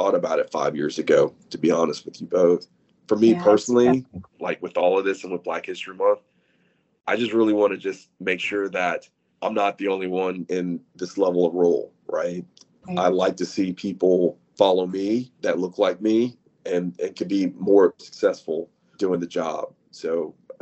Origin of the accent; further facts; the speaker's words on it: Austin, Texas, United States; also born or lived in Houston, Texas / New Mexico; work in my hometown, Austin, Texas